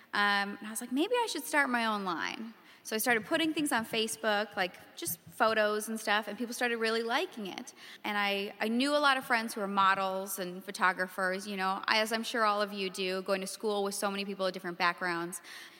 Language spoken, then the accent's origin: English; North Dakota, United States; now in Chicago, United States; I'm originally from North Dakota.